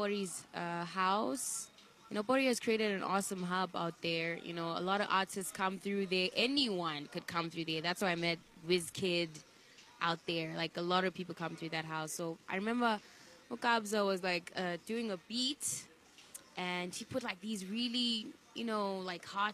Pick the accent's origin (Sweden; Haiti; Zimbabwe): Zimbabwe; Mutare, Manicaland; moved away; also born or lived in Bulawayo, Zimbabwe / Harare, Zimbabwe; I grew up mostly in that area, in Mutare